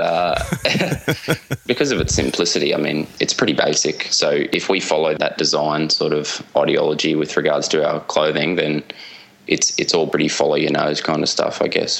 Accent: Australian eastern seaboard, Australia; moved away as an adult; now in Java, Indonesia; grew up on the Australian eastern seaboard

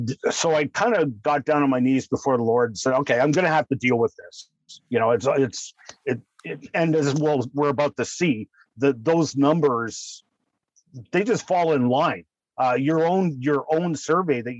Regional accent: Canada; I'm being Canadian

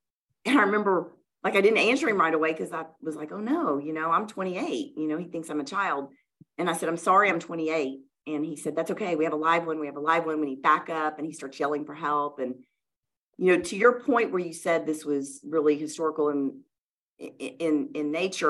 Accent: the South, United States; we grew up in the South in church, and like other good Southern Christian girls that go to children's church, you memorize scripture and they give you candy.

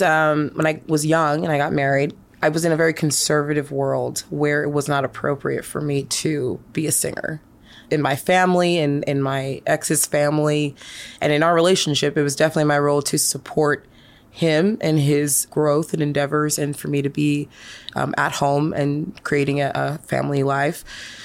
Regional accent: New York City, New York, United States; also born or lived in Tacoma, United States; I'm from everywhere. I'm from New York and I'm from Tacoma. My parents split when I was younger and I ended up moving in with my grandma in New York City.

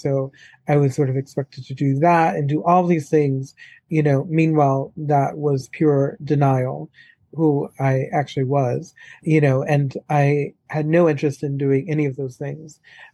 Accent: New Orleans, Louisiana, United States; moved away; also born or lived in Chicago / Palm Beach Gardens, Florida; I am originally from New Orleans, born and raised, and I grew up in a very alcoholic environment from the get-go

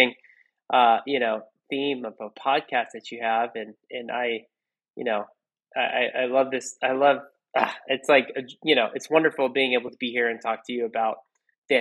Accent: California, United States; also born or lived in New York; now in Northeast, United States; I'm from California, my wife is from New York

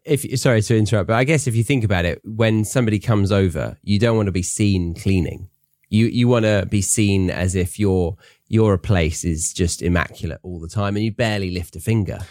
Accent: Guildford, South East England, United Kingdom; Very near where I grew up

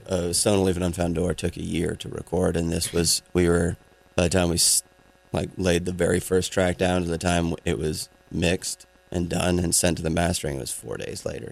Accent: Maine, United States; I grew up in in Maine

